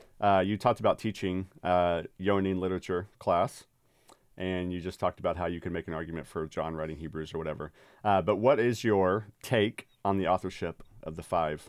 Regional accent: Texas, United States; One, we have in common that we're both Longhorns fans because we're both from Texas.

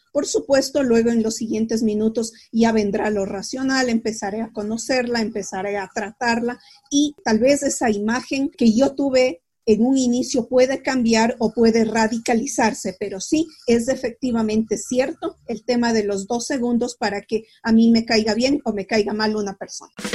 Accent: Quito, Pichincha, Ecuador; also born or lived in La Plata, Argentina; soy de Quito, yo vivo en Quito

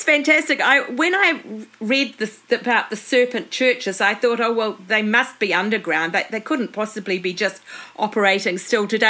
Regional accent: New Zealand

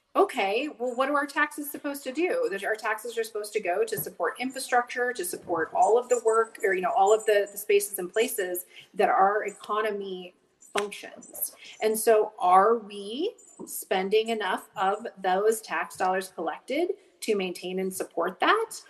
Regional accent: Whitefish, Montana, United States; I grew up in Whitefish, Montana

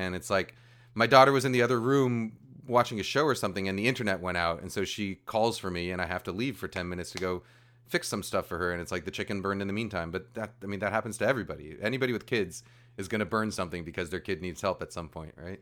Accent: New York, United States; moved away as an adult; I grew up, I grew up in New York

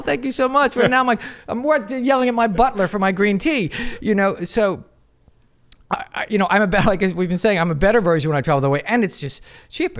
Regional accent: United States; I'm American, I'm proud to be American, I wouldn't wanna be anything but American

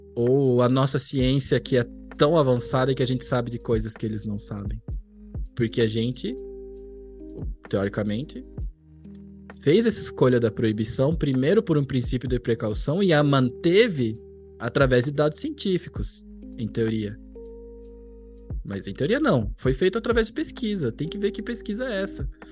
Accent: São José dos Pinhais, Paraná, Brazil; also born or lived in Curitiba; eu aqui em Curitiba, na verdade, eu cresci na cidade vizinha, em São José dos Pinhais

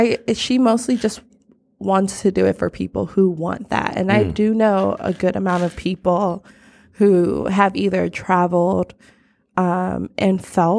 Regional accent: Chicago, Illinois, United States; I grew up on the South Side of Chicago.

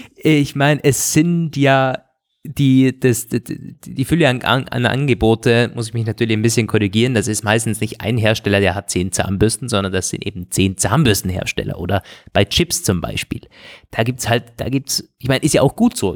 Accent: Germany; Bodensee-Region, wo ich herkomme

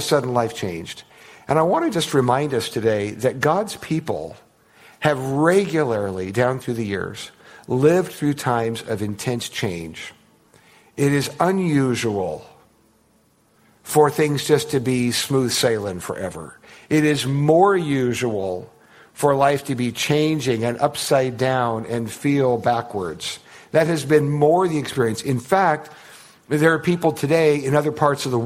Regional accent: United States; I'm an American

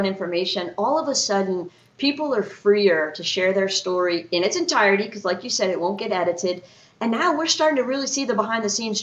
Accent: Breaux Bridge, Louisiana, United States; accent: Breaux Bridge; I'll always sound like I'm from the BB.

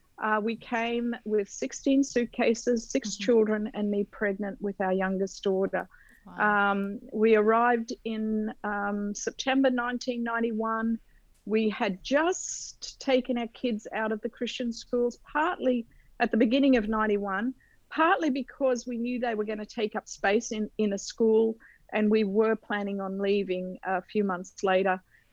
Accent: Australia; moved away; We are originally from Australia, but moved here 30 years ago.

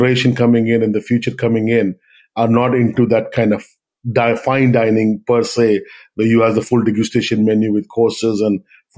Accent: Andaman and Nicobar Islands, India; moved away as an adult; also born or lived in Punjab, India / Chennai, India; now in Hawaii, United States; I'm originally from the north of India in Punjab, but I grew up in Andaman Nicobar Islands, which is in the Bay of Bengal.

